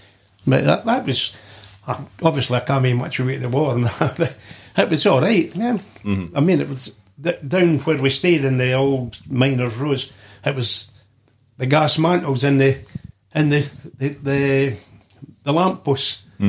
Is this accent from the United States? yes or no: no; Lumphinnans, Scotland, United Kingdom; also born or lived in Dunfermline; I was born in Dunfermline, actually. Well, that's still Fife. But I know, but I actually come from a wee village, Lumphinnings.